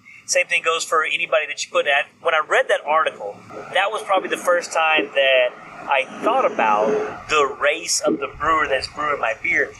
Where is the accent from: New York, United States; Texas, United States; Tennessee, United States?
Texas, United States; East; accent: East Texas; I had my East Texas accent, the little short brown guy